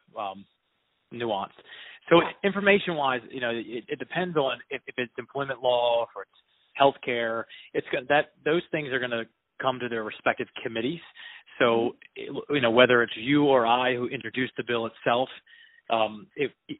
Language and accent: English; Eastern Shore, Maryland, United States; moved away as an adult; also born or lived in Virginia; I was raised on the Eastern Shore in Maryland